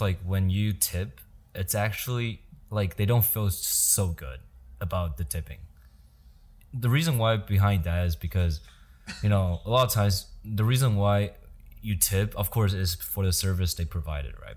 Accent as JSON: {"language": "English", "region": "Yilan County", "country": "Taiwan", "tie": "born or raised there", "moved": "as an adult", "lives_now": "United States", "said": "I was born and raised in Taiwan until I was nineteen years old"}